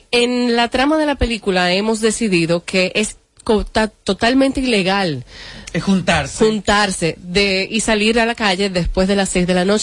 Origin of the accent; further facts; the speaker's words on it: Dominican Republic; yo soy dominicana, empecemos por ahí, porque a cada rato me dicen, tú eres venezolana, tú eres colombiana